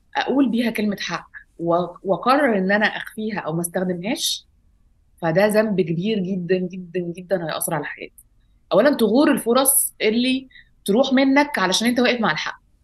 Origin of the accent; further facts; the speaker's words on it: Alexandria, Alexandria Governorate, Egypt; moved away as an adult; now in Cairo, Egypt; اتربيت في اسكندريه في, في مصر لغايه ما بقى عندي 19 سنه